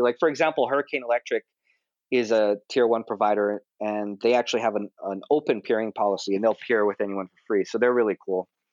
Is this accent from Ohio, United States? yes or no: no; Honolulu, Hawaii, United States; moved away as an adult; now in Tokyo, Japan; I'm originally from Honolulu, Hawaii, and I moved to Tokyo when I was about 20 years old